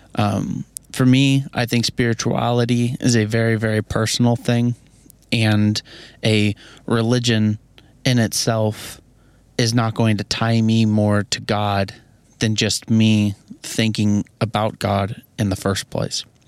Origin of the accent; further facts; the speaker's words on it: Missouri, United States; I'm from Missouri